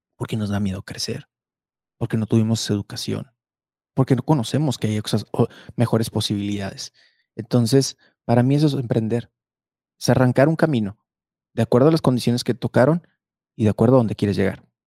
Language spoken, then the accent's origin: Spanish; Mexico; nos hace muy fuertes a los mexicanos